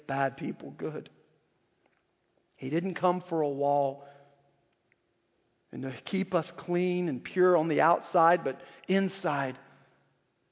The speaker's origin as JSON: {"language": "English", "region": "North Carolina", "country": "United States", "tie": "born or raised there", "said": "when I was a little boy growing up in North Carolina"}